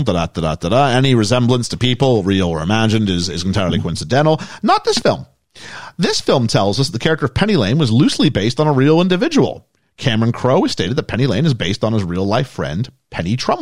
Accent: Canada; As a Canadian

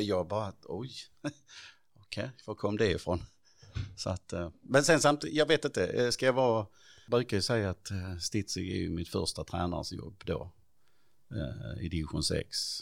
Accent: Stidsvig, Skåne, Sweden; also born or lived in Perstorp / Klippan / Hässleholm; flyttade vi till Stittvi

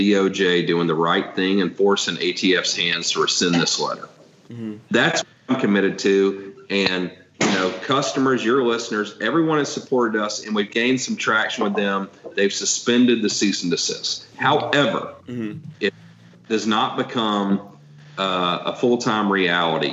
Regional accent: Atlanta, Georgia, United States; moved away as an adult; now in New Hampshire, United States; I'm from Atlanta. That's where I was born and raised

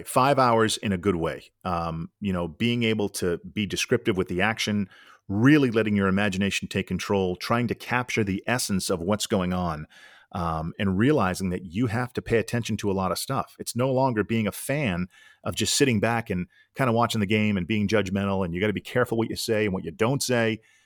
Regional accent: Needham, Massachusetts, United States; I grew up just outside of Boston in Needham, Mass.

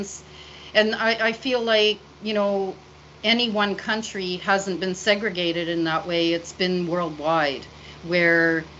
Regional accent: Canada; as a Canadian

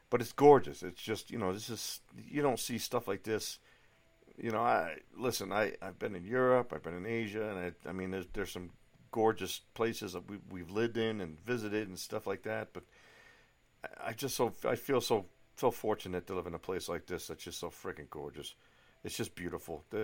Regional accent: East Coast, United States; you know, I grew up on the East Coast, just off, uh, ah, 45 minutes north of Boston, whatever.

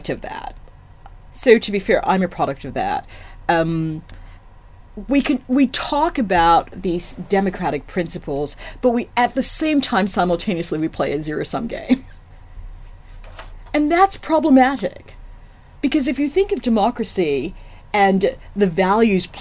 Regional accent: United States; I'm African American

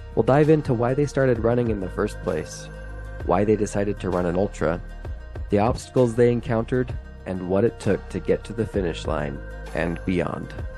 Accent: Highland, Utah, United States; now in Logan, United States; I'm from Highland, Utah. but I live near Logan, Utah today.

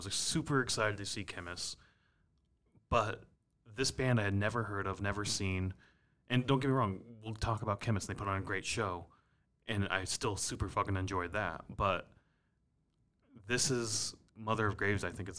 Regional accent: Minneapolis, Minnesota, United States; But I thought that was cool because it's like, we're from Minneapolis, which...

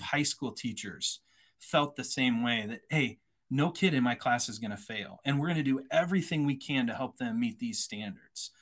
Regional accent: Iowa, United States; moved away as an adult; also born or lived in San Antonio, Texas; I'm originally from Iowa, grew up on a farm, uh, went to a private college in Iowa

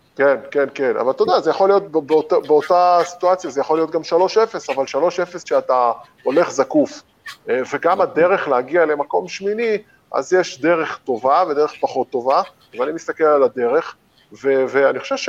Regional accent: Israel; בתור ישראלי ששיחק במכבי תל אביב שבע שנים

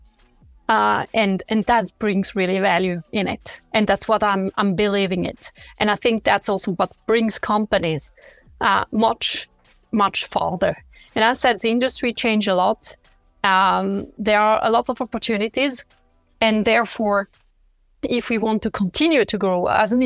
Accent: French part of Switzerland, Romandy, Switzerland; first language French; English is a second language; moved away as an adult; I grew up in the French part of Switzerland, but I started my career in the German part

